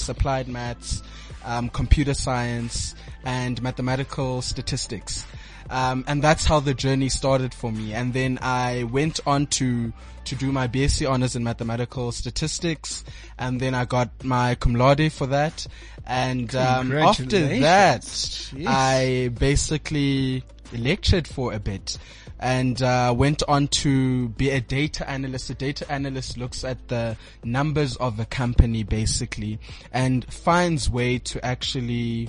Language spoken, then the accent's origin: English; Port Elizabeth, Eastern Cape, South Africa; now in Johannesburg, South Africa; I am originally from Port Elizabeth. I currently reside here in Johannesburg